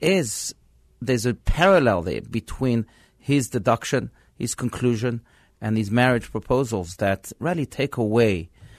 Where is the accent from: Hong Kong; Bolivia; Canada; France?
France; born there; First of all, he was French, and you know, I was born in France.